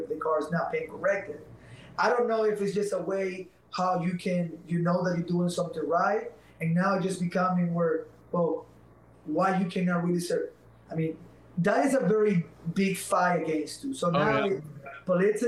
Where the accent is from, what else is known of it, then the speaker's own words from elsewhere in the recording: Venezuela; English is a second language; now in United States; I'm not Mexican. I'm from Venezuela.